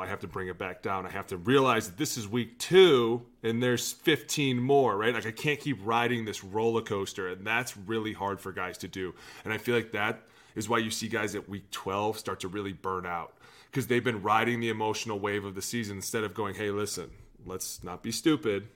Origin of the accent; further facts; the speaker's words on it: Cleveland, Ohio, United States; I was from Cleveland